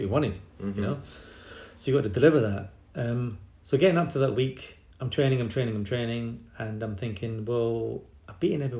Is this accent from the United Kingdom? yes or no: yes; England, United Kingdom; also born or lived in Scotland; And I think there was a little bit of a argument with Chris Hoy's dad and my dad, because of course I'm Scottish.